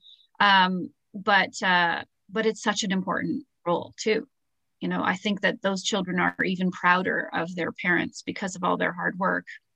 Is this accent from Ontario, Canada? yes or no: yes; Toronto, Ontario, Canada; we're from Toronto.